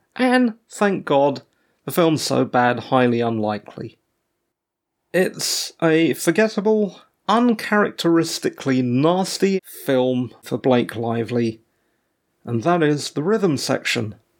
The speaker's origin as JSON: {"language": "English", "region": "England", "country": "United Kingdom", "said": "As an English person, I was born after the Queen. My parents moved here to the U K as British subjects, pre-Mauritian independence"}